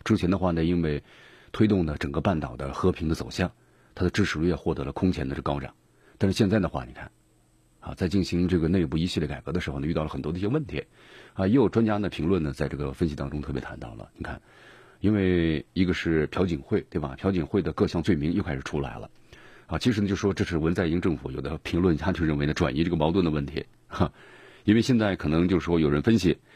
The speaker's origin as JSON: {"language": "Chinese", "country": "China", "said": "咱们中华人民共和国建国七十周年了。"}